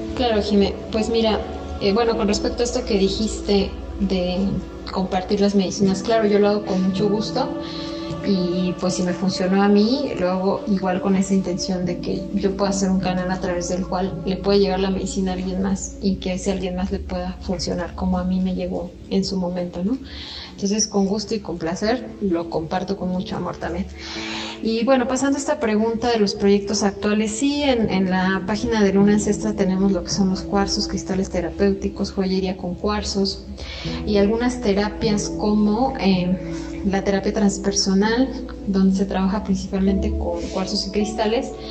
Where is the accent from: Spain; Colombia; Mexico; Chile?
Mexico; Querétaro; moved away; also born or lived in the Caribbean; aquí también en Querétaro, que es mi ciudad natal